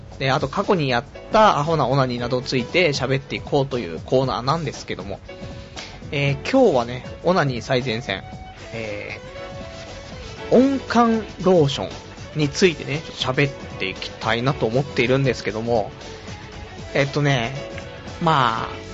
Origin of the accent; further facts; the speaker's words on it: Saitama, Japan; also born or lived in Tokyo; 埼玉生まれ、埼玉育ち、で、ちょっと上京したけども、すぐ挫折して今埼玉県民